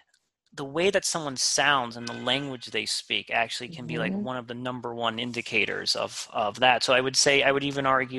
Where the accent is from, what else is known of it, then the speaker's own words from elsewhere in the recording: New York City, New York, United States; I grew up in Queens